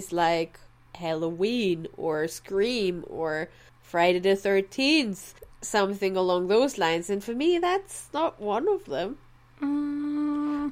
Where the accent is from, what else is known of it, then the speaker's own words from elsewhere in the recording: Austria; as an Austrian